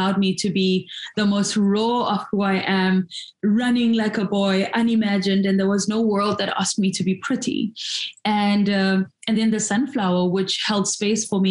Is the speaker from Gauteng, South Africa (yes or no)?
yes; Soweto, Gauteng, South Africa; I grew up in Soweto